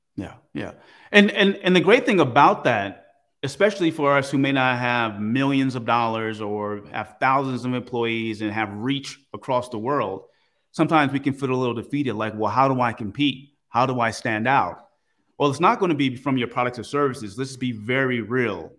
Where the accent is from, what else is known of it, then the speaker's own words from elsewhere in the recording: Oakland, California, United States; I grew up in Oakland, California, pretty rough place